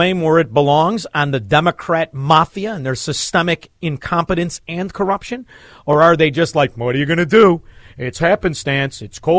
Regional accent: Melrose Park, Illinois, United States; I'm from Melrose Park.

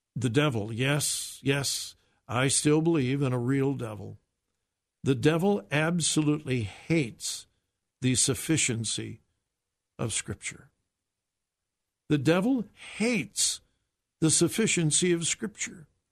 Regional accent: Southern California, United States; I was born and raised in Southern California

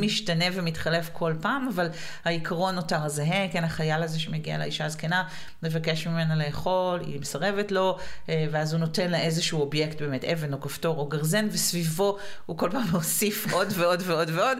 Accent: Israel; לנו כישראלים אה, ודוברי עברית

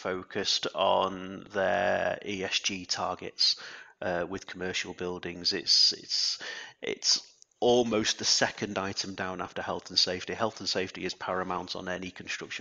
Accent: Alnwick, North East England, United Kingdom; It's my hometown, I guess, Alnwick

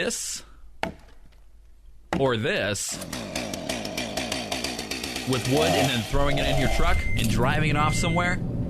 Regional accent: Michigan, United States; moved away; my home state of Michigan

